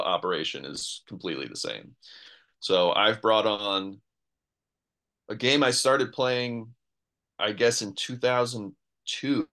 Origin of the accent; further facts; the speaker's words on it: New York, United States; I grew up in New York